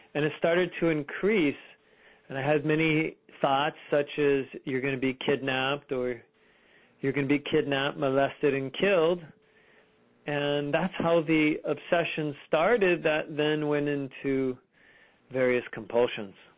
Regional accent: Fremont, California, United States; I grew up in Fremont, California

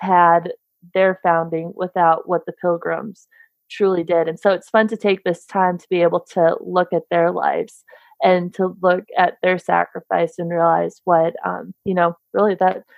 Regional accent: Minnesota, United States; I'm from Minnesota.

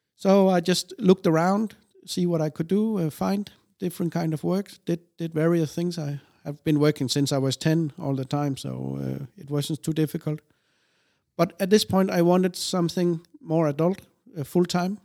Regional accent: Denmark; also born or lived in Odense, Denmark; we moved to another place of Denmark in the south. And, um, I lived there my whole young life until I was eighteen, nineteen

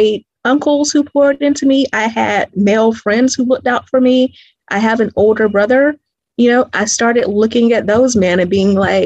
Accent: Greenville, South Carolina, United States; now in Atlanta, United States; I'm originally from Greenville, South Carolina.

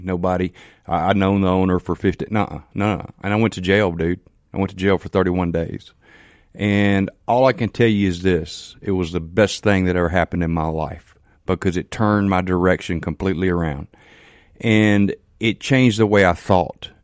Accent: Canton, Mississippi, United States; I'm from Canton, Mississippi

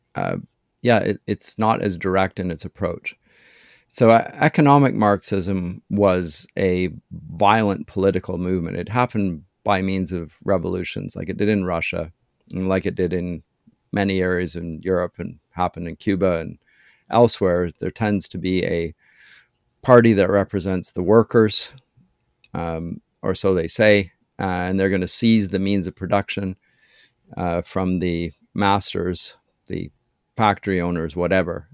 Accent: London, Ontario, Canada; moved away as an adult; also born or lived in Germany / Durham, England; I was born in London, Ontario.

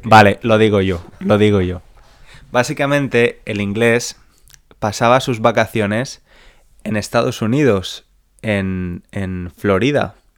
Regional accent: Spain; mis vacaciones de verano como niño español

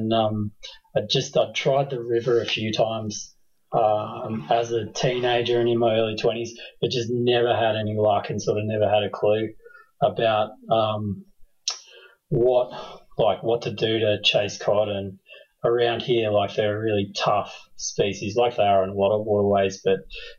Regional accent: Canberra, Australian Capital Territory, Australia; also born or lived in New Zealand; So we both grew up here, but I've done quite a lot of traveling and lived overseas in a few different cities around Australia and kind of came back about 2010 and set up shop here proper. So, yeah, been in and around Canberra most of my life.

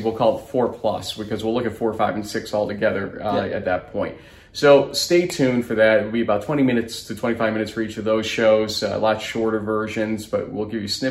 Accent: New York, United States; as a New Yorker

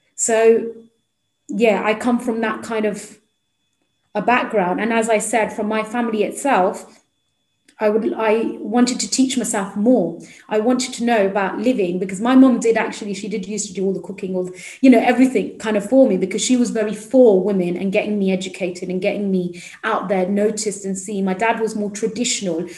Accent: Midlands, United Kingdom; I come from the Midlands itself, so although I'm in London today, um, so originally I'm from the Midlands. Um, I went to like an inner city school

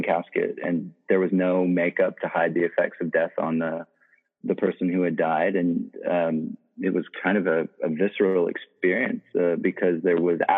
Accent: South Africa; most of my childhood and my formative years were spent growing up in South Africa in the middle of the AIDS epidemic.

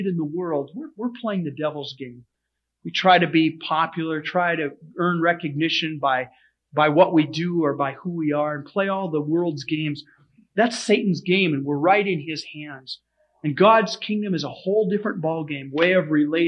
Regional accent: United States; we as American Christians

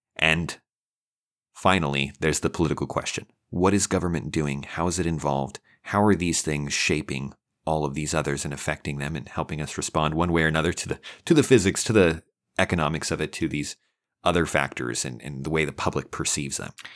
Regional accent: Idaho, United States; now in Texas, United States; Right, I'm from Idaho

